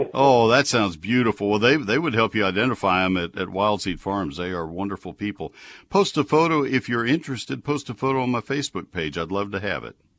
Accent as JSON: {"language": "English", "town": "College Station", "region": "Texas", "country": "United States", "tie": "born or raised there", "said": "College Station, my hometown, my other hometown where I grew up."}